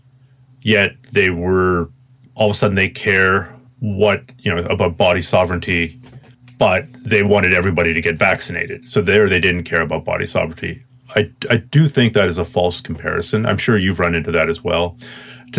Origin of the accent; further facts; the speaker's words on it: Canada; being a Canadian